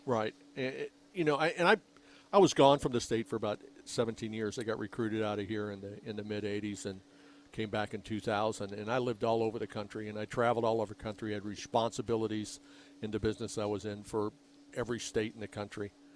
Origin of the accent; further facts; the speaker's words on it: Rancho Ventura, Arizona, United States; the subdivision of the house that I grew up